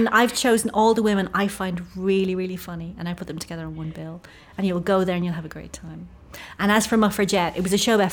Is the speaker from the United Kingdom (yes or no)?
no; Ireland; I'm Irish